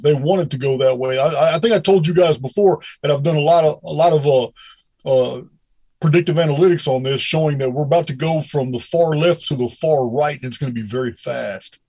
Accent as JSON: {"language": "English", "town": "Bedford", "region": "Texas", "country": "United States", "tie": "born or raised there", "said": "I was raised in Bedford, Texas"}